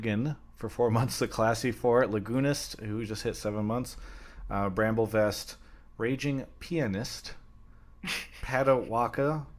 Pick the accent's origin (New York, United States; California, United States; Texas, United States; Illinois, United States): California, United States; Carlsbad; also born or lived in Temecula; I'm from San Diego. I'm from Carlsbad area. Carlsbad, Temecula.